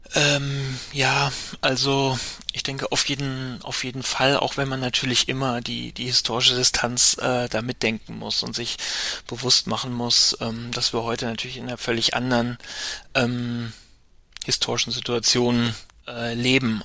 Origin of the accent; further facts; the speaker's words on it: Mainz, Rhineland-Palatinate, Germany; now in Berlin, Germany; ich bin in Mainz aufgewachsen